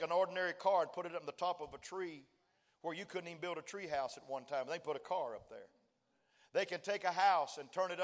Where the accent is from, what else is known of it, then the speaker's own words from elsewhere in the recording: West Texas, United States; I was raised in West Texas